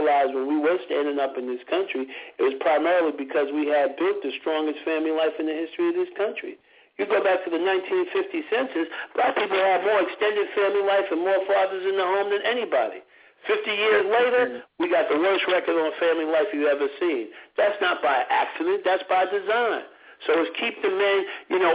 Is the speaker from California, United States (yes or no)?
no; New York, United States; When I was a kid, I grew up in Harlem